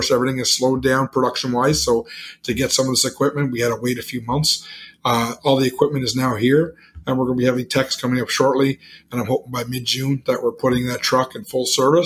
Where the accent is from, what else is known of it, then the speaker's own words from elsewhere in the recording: Canada; I'm from Canada. I say a flat or a 24-pack